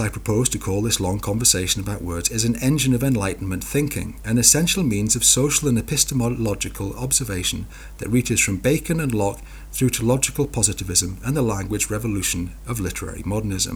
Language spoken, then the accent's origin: English; Newcastle upon Tyne, North East England, United Kingdom; accent: Geordie; I'm a Geordie